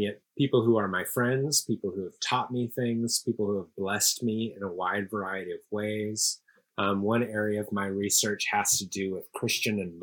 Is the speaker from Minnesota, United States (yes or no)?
no; Seattle, Washington, United States; moved away as an adult; also born or lived in Princeton / New York City / Los Angeles / Amsterdam; now in Houston, United States; I grew up in Seattle, Washington